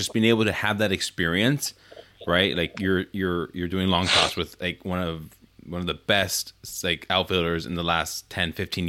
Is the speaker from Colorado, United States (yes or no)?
no; Oakland, California, United States; I grew up in Oakland